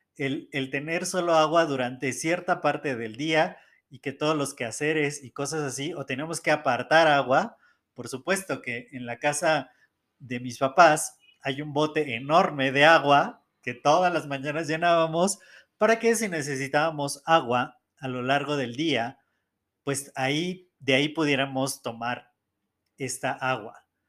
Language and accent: Spanish; Mexico City, Mexico; yo nací en el Estado de México, muy cerca de la Ciudad de México, y toda mi vida he vivido aquí en Ciudad de México.